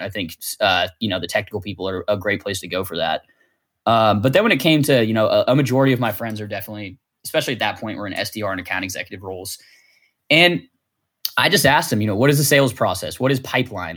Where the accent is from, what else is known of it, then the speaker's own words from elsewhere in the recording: Martinez, California, United States; I am from Martinez, California, which is a pretty small town, about forty-five minutes from San Francisco